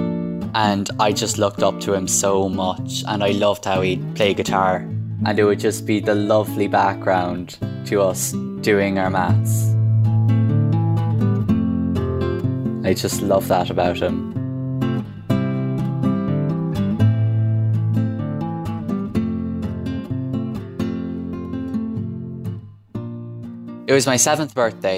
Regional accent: Crosserlough, County Cavan, Ulster, Ireland; I'm from Crushalock, County Cavan.

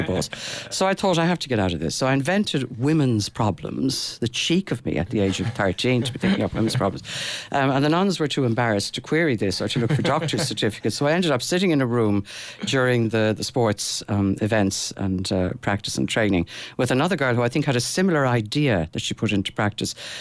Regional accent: Dublin, Leinster, Ireland; I grew up in Dublin

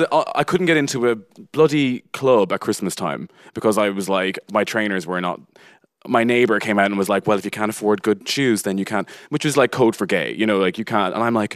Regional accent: Connacht, Ireland; And I was like, "I'm from Roscommon."

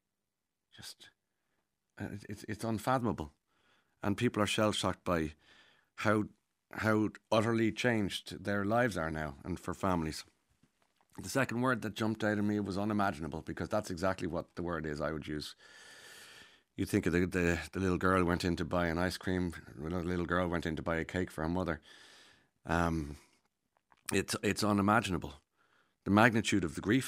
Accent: Ireland; as Irish people

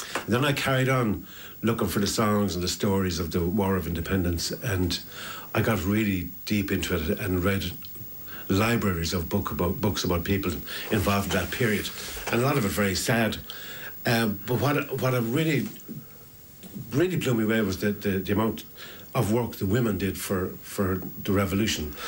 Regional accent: Ennis, Munster, Ireland; we're from Ennis, we grew up together

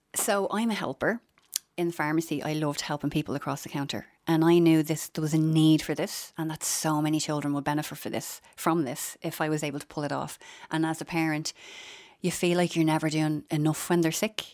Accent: Dublin, Leinster, Ireland; I'm from Finglas and, you know, when I went to secondary school, it was, it was the local tech

